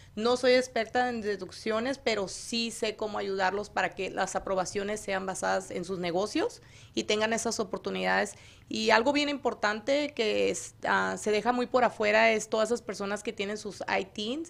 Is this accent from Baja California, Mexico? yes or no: no; Hermosillo, Sonora, Mexico; Yo soy de Sonora, Hermosillo, Sonora